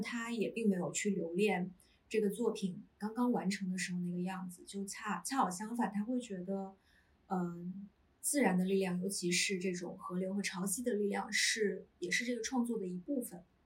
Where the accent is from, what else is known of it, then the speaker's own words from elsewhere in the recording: southern China, China; moved away as an adult; now in Beijing, China; 就我是南方人 。然嗯。后是一个没有，几乎没有冬天的地方，四季常青